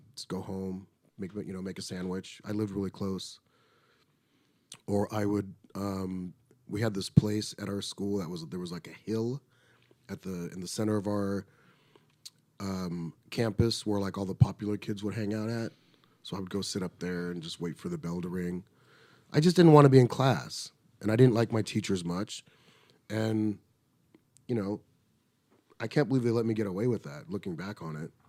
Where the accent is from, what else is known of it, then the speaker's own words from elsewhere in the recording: Riverside, California, United States; I grew up in Riverside, California